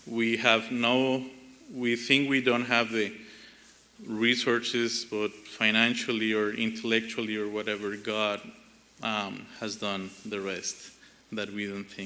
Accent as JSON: {"language": "English", "country": "Colombia", "moved": "as an adult", "said": "we are from Colombia, South America"}